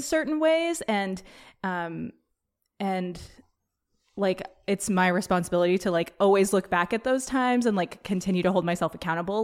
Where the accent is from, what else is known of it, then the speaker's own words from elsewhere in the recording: Petaluma, California, United States; growing up in Petaluma, which is, like, kind of a bubble, back in the day in high school